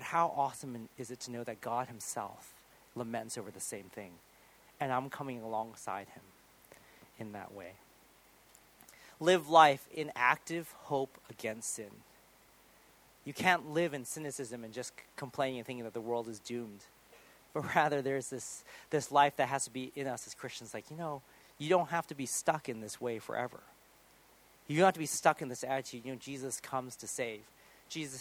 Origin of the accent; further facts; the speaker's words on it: United States; moved away; I'm American still